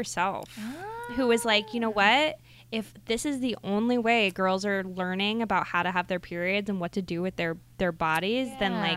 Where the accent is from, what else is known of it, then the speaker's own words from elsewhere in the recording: Ohio, United States; I grew up in Ohio with like no sex education and abstinence only